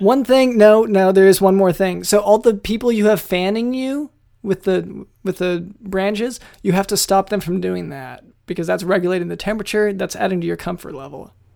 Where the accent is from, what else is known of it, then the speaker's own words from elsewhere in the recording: United States; we're from the States